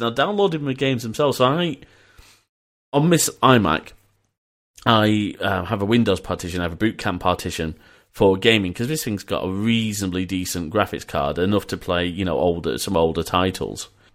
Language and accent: English; Leeds, Yorkshire and the Humber, United Kingdom; also born or lived in Preston; I was born in Preston and we moved to Leeds.